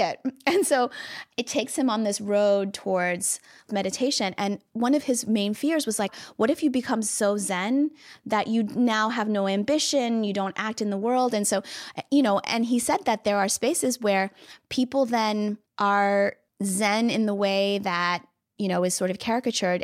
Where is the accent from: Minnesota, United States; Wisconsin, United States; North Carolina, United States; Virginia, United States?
Virginia, United States; moved away; I'm from Virginia